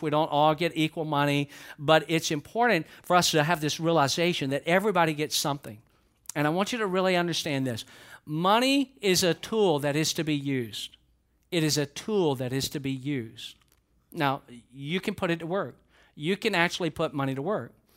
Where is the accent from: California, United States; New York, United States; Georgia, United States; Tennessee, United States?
Georgia, United States; I'm from Georgia